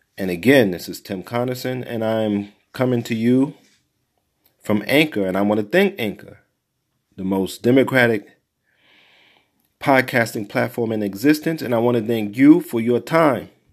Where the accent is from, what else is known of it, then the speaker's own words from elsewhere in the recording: New York City, New York, United States; growing up in Brownsville